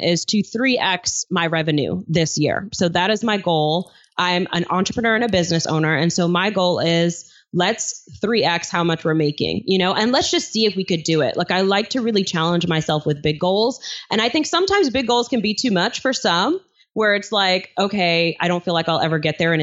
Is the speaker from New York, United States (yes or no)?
yes; New York City, New York, United States; my apartment that I grew up in Flushing, Queens, New York